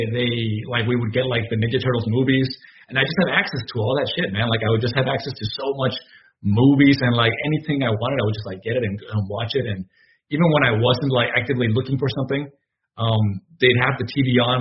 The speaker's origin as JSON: {"language": "English", "town": "Nuevo Laredo", "region": "Tamaulipas", "country": "Mexico", "tie": "born or raised there", "moved": "as an adult", "lives_now": "Austin, United States", "said": "I'm originally from Nuevo Laredo, Mexico. That's right on the border with Texas. It's like Laredo and Nuevo Laredo. So I grew up on the Mexican side of the border"}